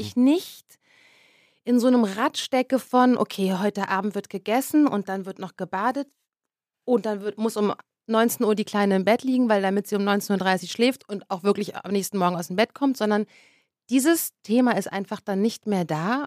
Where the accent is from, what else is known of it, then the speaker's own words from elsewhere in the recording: Berlin, Germany; ich bin ja wirklich ein Berliner Kind und wir haben zwar jetzt nie extrem zentral gewohnt